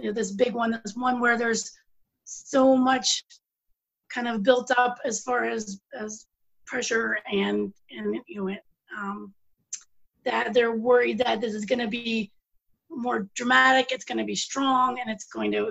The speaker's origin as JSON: {"language": "English", "region": "Pennsylvania", "country": "United States", "tie": "born or raised there", "moved": "yes", "said": "I'm originally from Pennsylvania."}